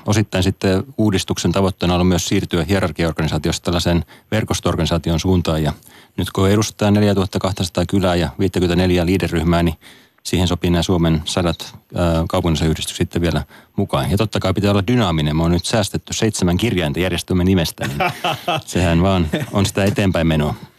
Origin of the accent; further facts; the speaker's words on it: Turku, Southwest Finland, Finland; mistä mä itsekin olen kotoisin tuolta Turun Paattisten kylältä